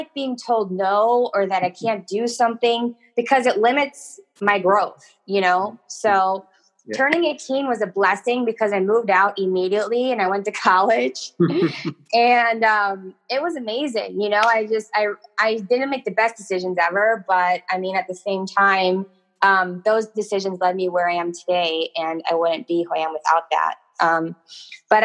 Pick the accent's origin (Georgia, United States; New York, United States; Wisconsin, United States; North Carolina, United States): Wisconsin, United States; moved away as an adult; also born or lived in Milwaukee, Wisconsin; when I was 22, I moved from Wisconsin to St. Louis